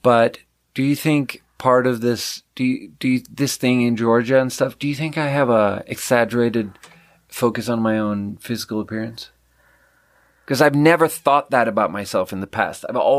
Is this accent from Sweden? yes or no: yes; Sweden; moved away